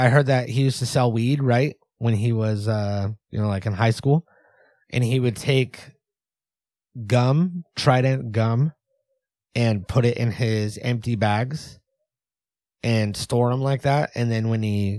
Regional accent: United States; You and I are from the USA

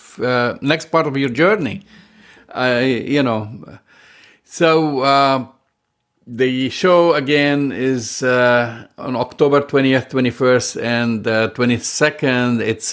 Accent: Chile; I'm from Chile. Where are you from?

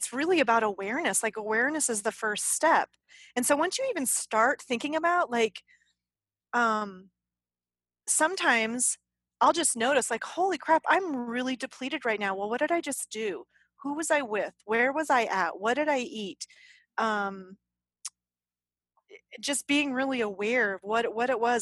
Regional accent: the South, United States; Apparently I'm from the South.

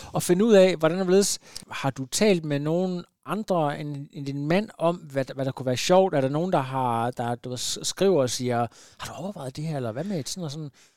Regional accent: Ringkøbing, Central Denmark Region, Denmark; moved away; jeg er jo ud fra Ringkøbing, det er ikke så langt herfra

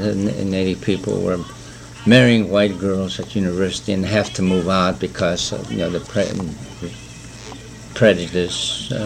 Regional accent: Fairbanks, Alaska, United States; also born or lived in Kotzebue, Alaska; Then we came back over here in 1945, and so I've been living here since then.

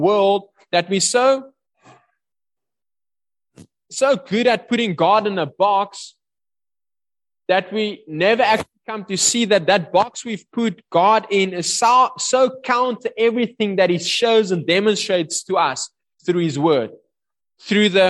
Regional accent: South Africa

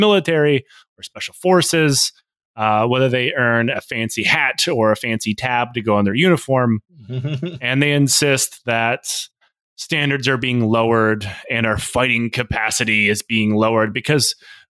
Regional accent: United States; Yeah, pretty much. Like, we're both American.

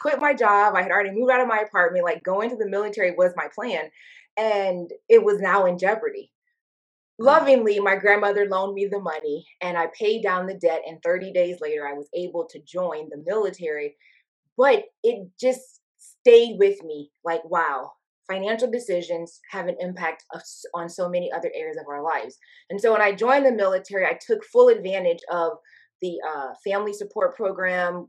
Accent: Toledo, Ohio, United States; I grew up in Toledo, Ohio, a working class community south of Detroit

